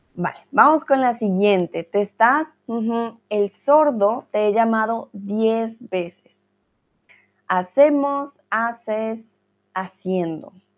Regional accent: Colombia

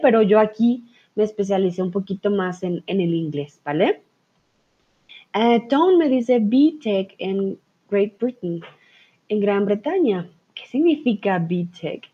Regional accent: Colombia; soy de Colombia

